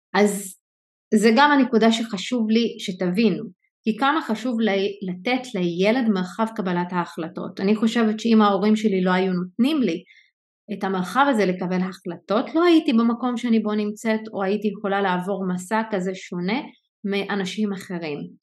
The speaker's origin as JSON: {"language": "Hebrew", "country": "Israel", "said": "אני באה מהחברה הערבית"}